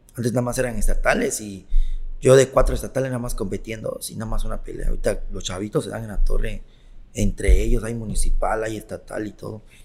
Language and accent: Spanish; Mexico; also born or lived in Siglo XXI; yo soy de Bellavista, pero ahorita vivo en siglo XXI